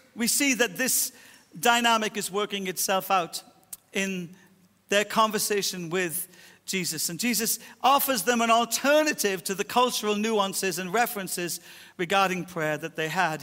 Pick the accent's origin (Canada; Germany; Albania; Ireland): Ireland; I'll die Irish, 'cause I was born Irish, and my culture shaped my Irishisms